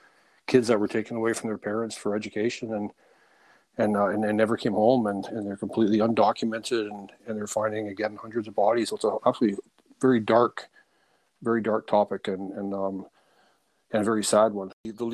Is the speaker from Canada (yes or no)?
yes; Canada; moved away; I'm originally from Canada myself